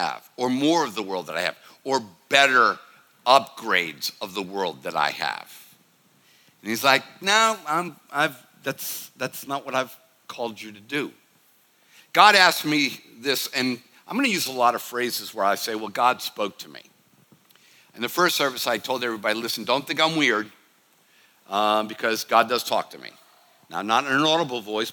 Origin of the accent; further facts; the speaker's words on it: the North, United States; I'm from the North